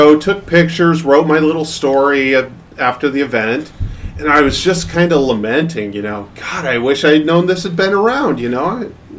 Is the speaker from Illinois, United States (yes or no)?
no; Portland, Oregon, United States; I grew up in Portland, Oregon.